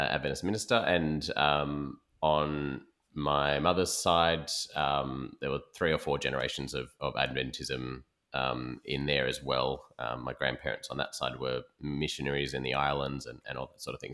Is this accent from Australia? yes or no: yes; Perth, Western Australia, Australia; moved away as an adult; also born or lived in East Coast, Australia; now in Sydney, Australia; I'm from West Australia originally, born and bred there